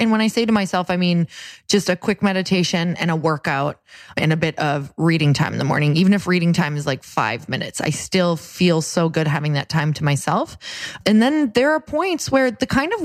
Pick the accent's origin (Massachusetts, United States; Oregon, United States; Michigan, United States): Michigan, United States; Upper; that's where I'm from